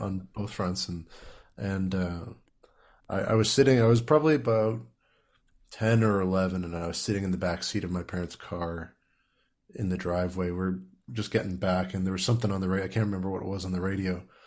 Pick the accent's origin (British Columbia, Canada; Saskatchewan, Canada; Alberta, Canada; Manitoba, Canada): Saskatchewan, Canada; Saskatoon; now in Ontario, Canada; growing up in Saskatoon